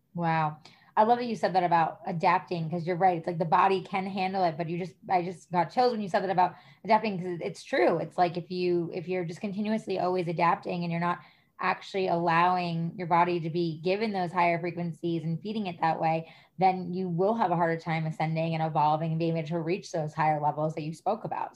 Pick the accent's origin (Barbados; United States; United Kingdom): United States; New York; moved away; I'm originally from New York.